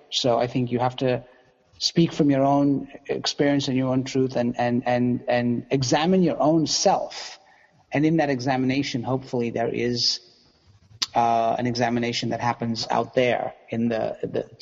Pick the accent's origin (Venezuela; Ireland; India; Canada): India; So I did the math because I am Indian and I can do math.